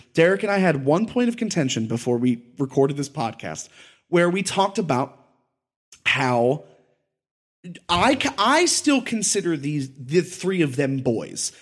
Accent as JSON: {"language": "English", "country": "United States", "tie": "born or raised there", "said": "I'm from Delaware County, from the place I grew up"}